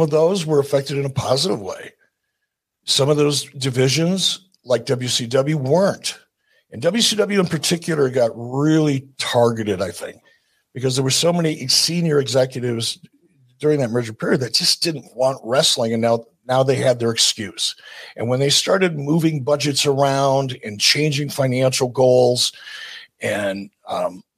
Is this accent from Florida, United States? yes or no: no; Detroit, Michigan, United States; I'm from Detroit